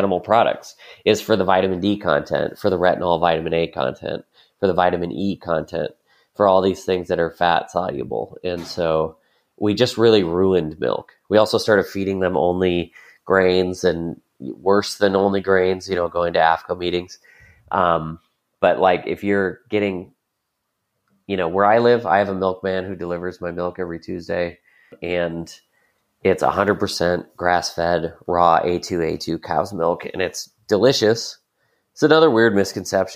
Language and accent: English; Wisconsin, United States; now in Lancaster, United States; monoculture farms are like where I grew up in Wisconsin